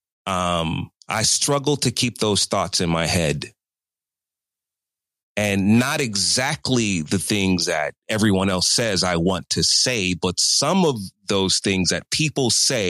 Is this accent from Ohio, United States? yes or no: no; Chicago, Illinois, United States; moved away as an adult; also born or lived in New York City; going home to work at WGCI in Chicago